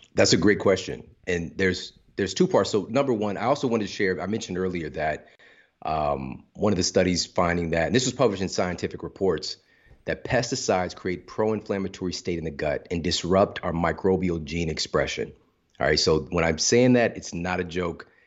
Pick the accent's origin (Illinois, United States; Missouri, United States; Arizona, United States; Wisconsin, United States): Missouri, United States; St. Louis; I'm from Saint Louis